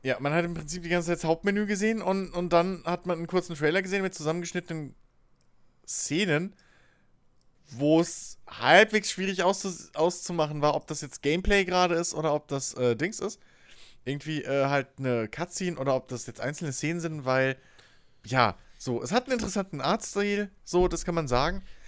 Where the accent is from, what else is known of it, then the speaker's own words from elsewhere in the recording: Germany; dass ich Deutscher wäre